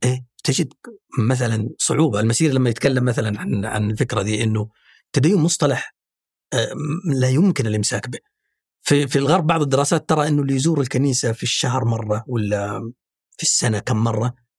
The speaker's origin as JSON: {"language": "Arabic", "country": "Saudi Arabia", "said": "عندنا في السعوديه"}